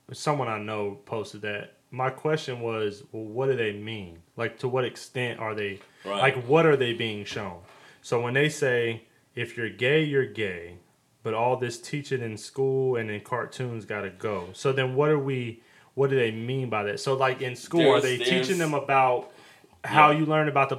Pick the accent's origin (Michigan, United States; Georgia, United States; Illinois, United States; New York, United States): Georgia, United States; Atlanta; I'm from Atlanta